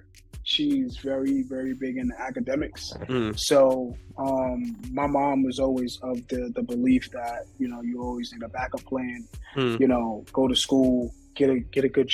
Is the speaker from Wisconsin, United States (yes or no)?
no; New York City, New York, United States; Bronx, New York, born and raised